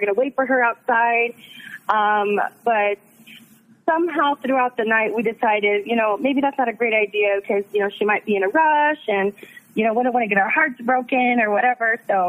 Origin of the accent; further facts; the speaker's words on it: Dallas, Texas, United States; now in San Antonio, United States; I actually live in San Antonio, but I'm originally from Dallas.